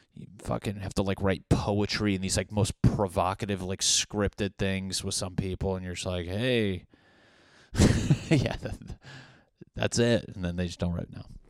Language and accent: English; New England, United States; I'm from New England. We grew up like religious